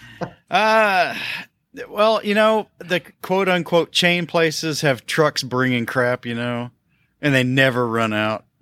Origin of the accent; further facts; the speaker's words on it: Tennessee, United States; also born or lived in South Carolina; now in Kentucky, United States; I was born in South Carolina. I was raised in Tennessee, and I live in Kentucky